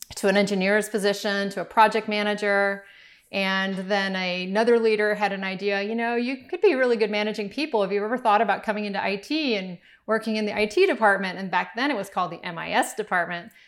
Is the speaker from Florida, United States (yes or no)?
yes; Miami, Florida, United States; we grew up in Miami